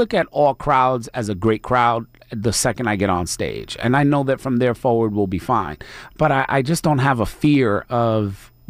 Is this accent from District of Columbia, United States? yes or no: no; New York City, New York, United States; I am originally from the Bronx, New York.